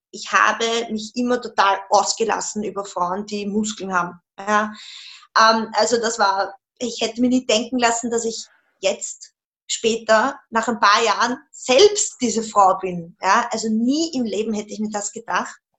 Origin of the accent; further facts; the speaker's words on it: Vienna, Austria; Ich komme aus Wien